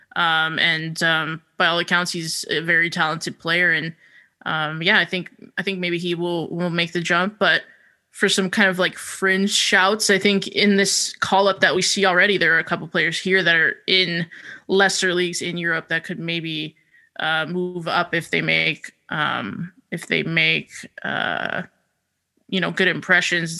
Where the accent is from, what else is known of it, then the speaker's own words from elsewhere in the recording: the town next to Denville, New Jersey, United States; the town over from my hometown.